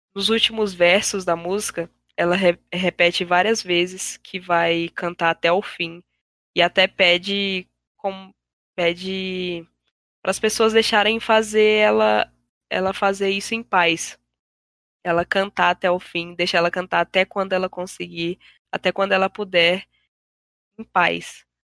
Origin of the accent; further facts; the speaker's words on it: Brazil; nós como brasileiros